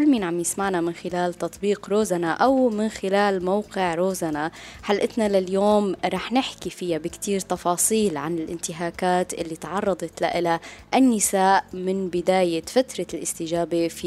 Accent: Syria; بالنسبه لنا نحن كسوريين كل هذا الالم والتعب اللي عاشوا الالاف من السوريين

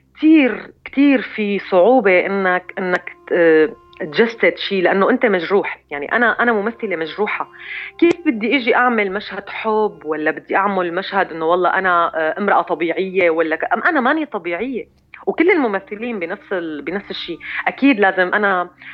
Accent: Syria; كسوريه كسوريه بنتمي لهي الارض ولهذا المكان

